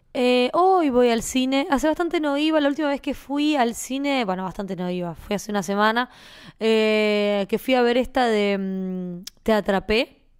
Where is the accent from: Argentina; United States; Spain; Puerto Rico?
Argentina; accent: Argentine; nosotros tenemos un, un acento particular que no tiene casi nadie, ¿viste? Hablamos con el voz